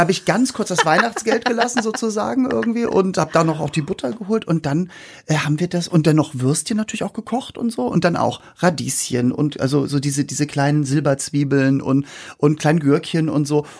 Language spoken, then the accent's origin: German; Hamburg, Germany; bei uns in Hamburg gab es halt Senfeier